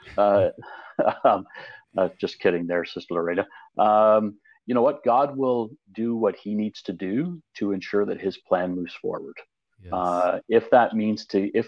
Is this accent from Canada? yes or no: yes; Canada; I'm from Canada